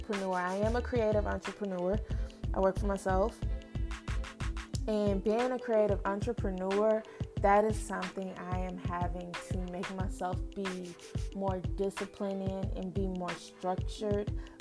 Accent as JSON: {"language": "English", "town": "Lubbock", "region": "Texas", "country": "United States", "tie": "born or raised there", "also_born_or_lived": "Midland, Texas", "lives_now": "Dallas, United States", "said": "I am from West Texas"}